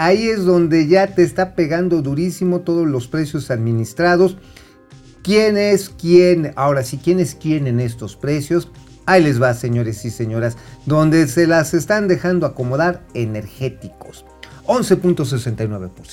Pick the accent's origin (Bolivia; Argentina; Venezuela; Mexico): Mexico; Mexico City; o en Azcapolanco, allá en mi tierra de los chintololos